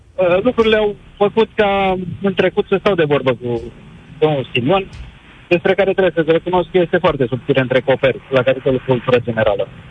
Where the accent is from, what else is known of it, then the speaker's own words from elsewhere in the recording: Făgăraș, Brașov County, Romania; eu sunt din Făgăraș